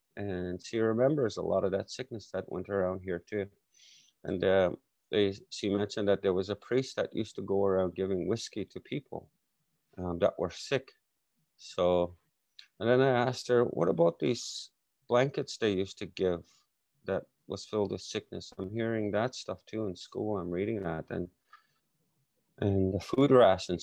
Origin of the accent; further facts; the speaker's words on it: Saskatchewan, Canada; I grew up in Canada, Saskatchewan